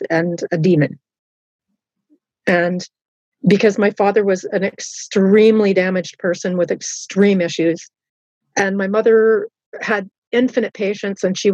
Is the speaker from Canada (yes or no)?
yes; Southern Ontario and Halifax, Canada; I had a lot of Christian influence growing up in Southern Ontario and in Halifax